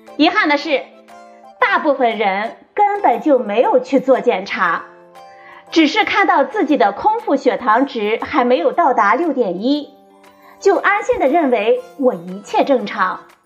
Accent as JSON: {"language": "Chinese", "country": "China", "said": "我们中国人"}